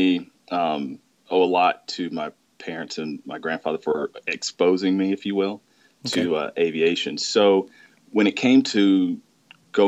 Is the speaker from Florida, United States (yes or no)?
no; Mobile, Alabama, United States; my hometown where I grew up is actually in Mobile, Alabama